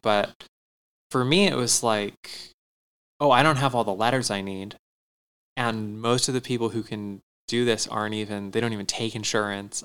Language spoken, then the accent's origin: English; Tempe, Arizona, United States; I grew up in Tempe, not in like downtown Tempe